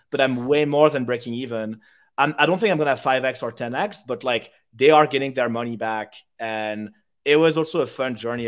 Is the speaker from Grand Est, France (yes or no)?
no; Paris, Île-de-France, France; English is a second language; moved away as an adult; also born or lived in United Kingdom; I grew up in Paris from zero to 18. And at 18, I studied in the UK. So now I'm bilingual and I speak English.